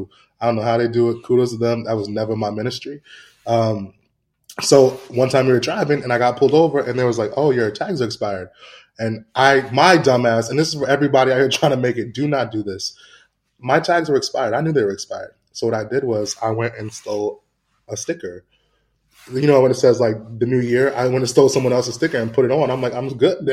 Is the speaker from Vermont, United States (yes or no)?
no; Santa Ana, California, United States; I grew up in a city called Santa Ana, which is like Mexico